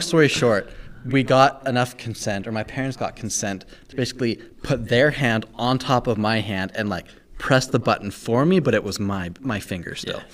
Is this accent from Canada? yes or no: yes; Calgary, Alberta, Canada; also born or lived in Victoria; now in Utah, United States; Then we moved to Calgary and that's honestly where I say I'm from because I lived there literally for